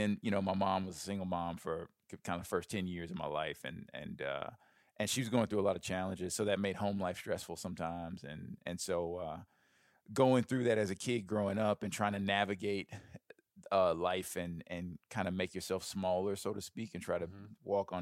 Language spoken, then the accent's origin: English; Birmingham, Alabama, United States; So I grew up in Birmingham, Alabama. I was a very overweight kid from a young age